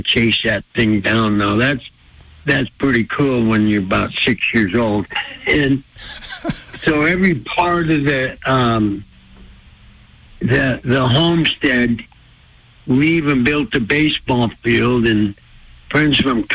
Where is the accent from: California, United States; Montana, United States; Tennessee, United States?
Montana, United States; Blackfeet Reservation; I was raised on the Blackfeet Reservation